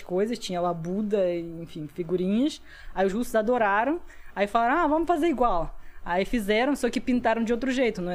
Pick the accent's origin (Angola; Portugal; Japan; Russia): Russia; Portuguese is a second language; moved away as an adult; now in Brazil; quando eu voltei para a Rússia